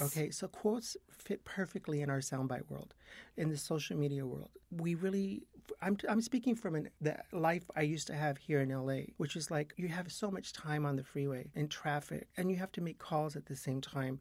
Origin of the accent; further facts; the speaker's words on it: Yuma, Arizona, United States; now in Los Angeles, United States; I grew up in Yuma, Arizona.